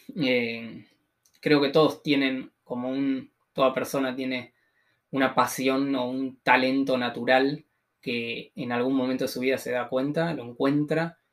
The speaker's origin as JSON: {"language": "Spanish", "town": "Tres Arroyos", "region": "Buenos Aires Province", "country": "Argentina", "said": "soy de Tres Arroyos, que es una ciudad de unos 70.000 habitantes más o menos, ah, que está a 500 kilómetros al sur de Cava."}